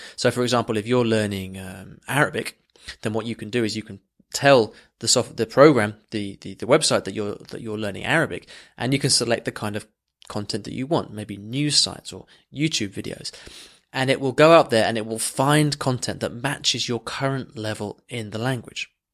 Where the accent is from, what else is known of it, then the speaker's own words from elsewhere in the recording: England, United Kingdom; just as English as me